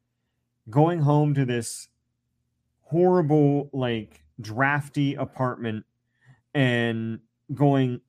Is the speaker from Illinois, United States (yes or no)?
no; Central Ohio, United States; I was from Central Ohio, so Ohio State Buckeyes were in my blood